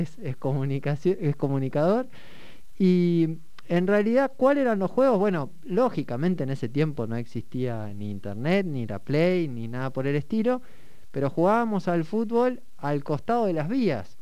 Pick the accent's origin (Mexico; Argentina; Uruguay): Argentina; Neuquén; yo soy nacido en Neuquén Capital, bisnieto de neuquinos de Neuquén Capital